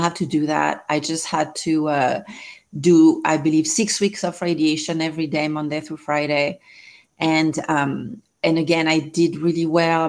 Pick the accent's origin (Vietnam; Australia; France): France; English is a second language; moved away as an adult; now in Southern California, United States; I'm originally from France. I've been here 20 years